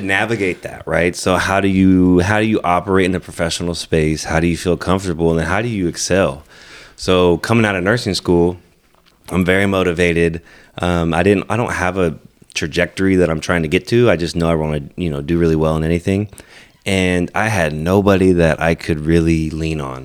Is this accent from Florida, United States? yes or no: no; Merced, California, United States; moved away as an adult; also born or lived in Texas; growing up in the Central Valley